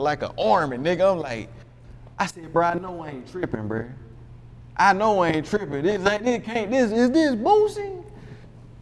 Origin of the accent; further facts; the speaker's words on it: Chattanooga, Tennessee, United States; I'm from Chattanooga